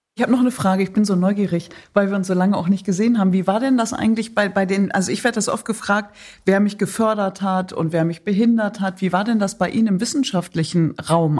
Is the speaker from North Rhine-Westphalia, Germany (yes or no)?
yes; Datteln, North Rhine-Westphalia, Germany; moved away; wenn ich in meine Heimat fahre, nicht in den Irak, sondern nach Datteln in Nordrhein-Westfalen